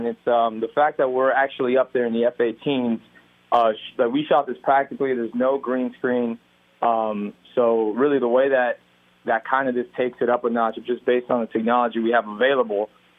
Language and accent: English; Miami, Florida, United States; I was raised in Miami